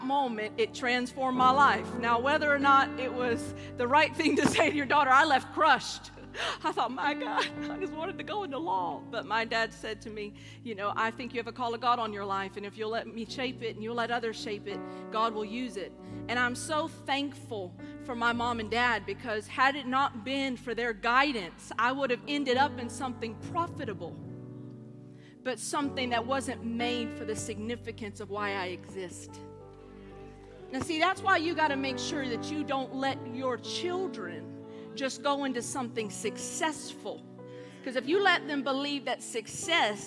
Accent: United States; moved away as an adult; now in Coventry, United Kingdom; I'm an American

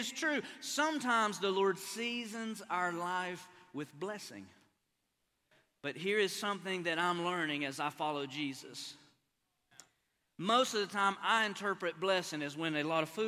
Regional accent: Appalachia, United States; moved away as an adult; now in Oklahoma, United States; I'm an East Coast boy. I'm an Appalachian boy

